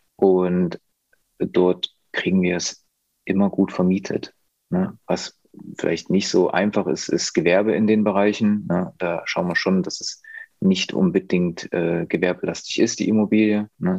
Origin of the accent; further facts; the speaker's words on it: near Leipzig, Saxony, Germany; ich komme aus der Nähe von Leipzig, kenne mich da gut aus